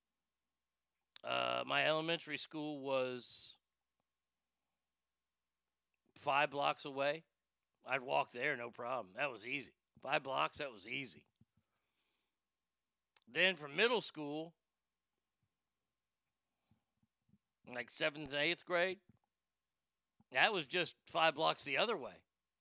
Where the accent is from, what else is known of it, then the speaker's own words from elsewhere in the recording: Dallas, Texas, United States; also born or lived in Garland, Texas; I was born in Garland, lived in Garland growing up until second grade. And in second grade, next 4 or 5 years, 6 years, was in Dallas and then came back to Garland